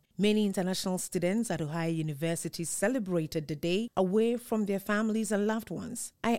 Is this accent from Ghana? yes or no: yes; Ghana; moved away as an adult; now in United States; For the first time, I spent Valentine's Day away from my country